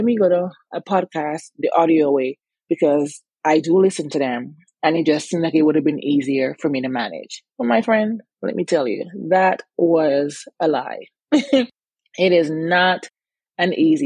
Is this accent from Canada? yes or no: no; Antigua & Barbuda; moved away as an adult; also born or lived in New Jersey / New York / Virginia; now in United States; growing up in Antigua, I was very active